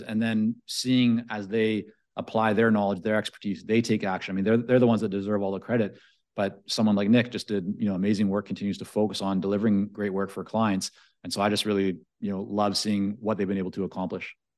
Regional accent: Vancouver, British Columbia, Canada; English is a second language; also born or lived in Toronto / Israel; growing up in Vancouver

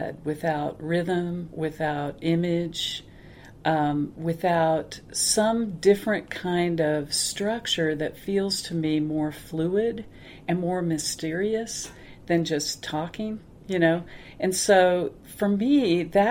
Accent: Kansas, United States; now in Denver, United States; I grew up in a small town in Kansas

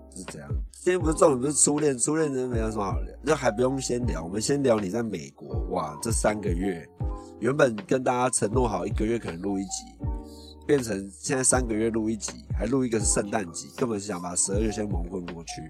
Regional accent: Taiwan; 就跟我们自己在台湾上英文课一样

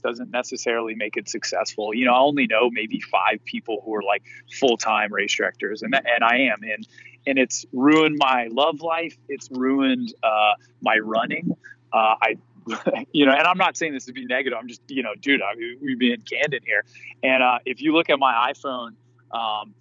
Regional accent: Atlanta, Georgia, United States; I'm born and raised in Atlanta, Georgia

